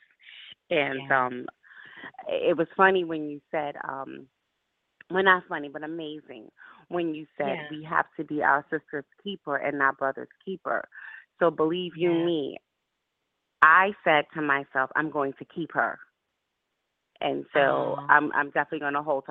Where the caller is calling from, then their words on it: Albany, New York, United States; I'm calling you from Albany.